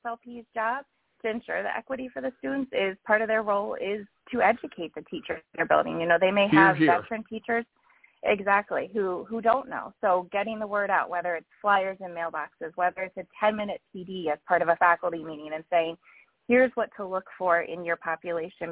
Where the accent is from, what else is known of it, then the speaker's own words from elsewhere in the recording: Pennsylvania, United States; my home state of PA